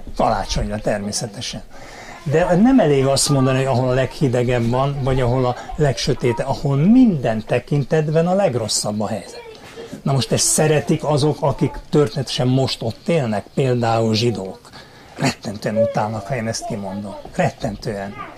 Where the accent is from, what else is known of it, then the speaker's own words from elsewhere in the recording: Hungary; Amiben mi beleszülettünk, mint magyarok